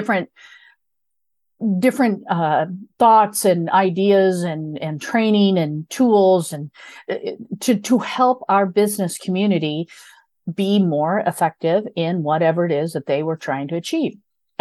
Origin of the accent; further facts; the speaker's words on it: Midwest, United States; I grew up in a very small rural Midwestern area.